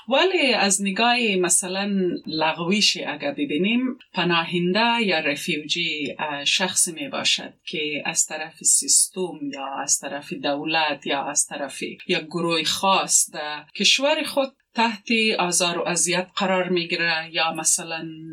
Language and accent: Persian; Quetta, Balochistan, Pakistan; now in Australia; زندگی در پاکستان خرد بودیم